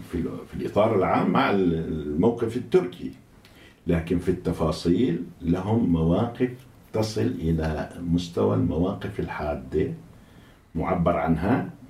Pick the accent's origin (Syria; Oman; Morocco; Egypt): Syria; Daraa, Daraa Governorate; أنا من درعا من درعا